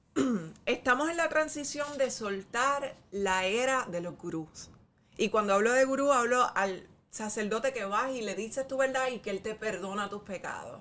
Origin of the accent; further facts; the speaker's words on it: Puerto Rico; Nosotros somos puertorriqueños